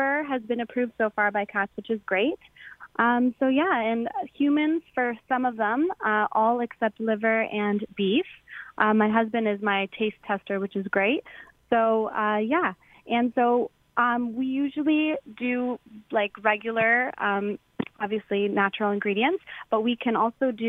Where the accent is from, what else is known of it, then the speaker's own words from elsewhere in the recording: Hamilton, Ontario, Canada; we're from Hamilton.